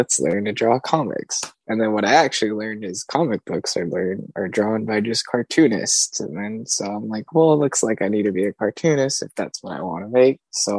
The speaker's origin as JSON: {"language": "English", "town": "Los Angeles", "region": "California", "country": "United States", "said": "I'm an artist from Los Angeles."}